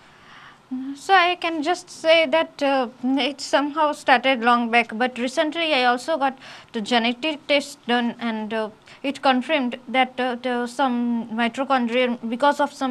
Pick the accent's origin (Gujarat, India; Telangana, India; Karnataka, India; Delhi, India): Gujarat, India; Ahmedabad; I am from Ahmedabad